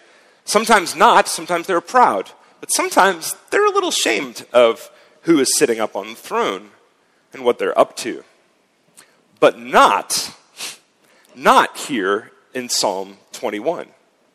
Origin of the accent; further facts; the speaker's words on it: United States; moved away as an adult; now in Zurich, Switzerland; I come from a republic. My home country, of course, doesn't have a king. We revolted against a king and set up a republic instead.